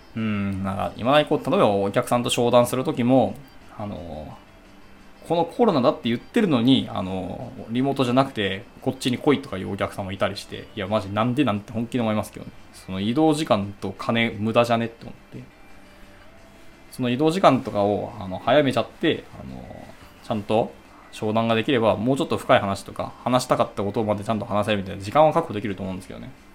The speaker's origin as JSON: {"language": "Japanese", "region": "Hiroshima", "country": "Japan", "tie": "born or raised there", "said": "私はあの広島出身なんですけど"}